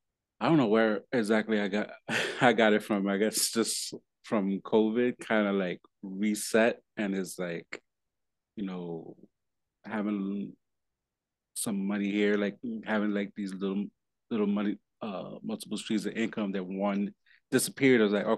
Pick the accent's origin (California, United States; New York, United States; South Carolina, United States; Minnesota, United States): New York, United States; No, that's so real, especially, growing up in New York, that's be like